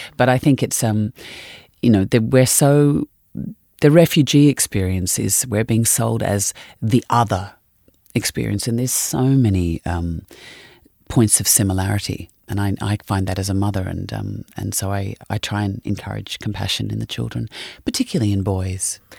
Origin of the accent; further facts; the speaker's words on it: Australia; being an Australian